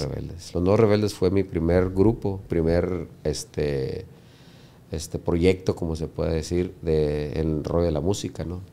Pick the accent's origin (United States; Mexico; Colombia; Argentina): United States; nosotros somos de Estados Unidos